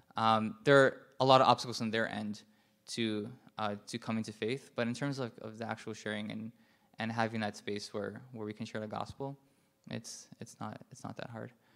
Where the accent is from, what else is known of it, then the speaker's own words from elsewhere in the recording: New York City, New York, United States; I was just walking around New York City, where I'm from